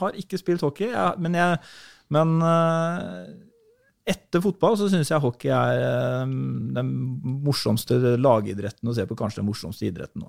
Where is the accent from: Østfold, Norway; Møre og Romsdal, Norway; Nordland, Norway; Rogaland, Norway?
Østfold, Norway; Halden; also born or lived in Sarpsborg; så dro jeg hjem til hjembyen min Halden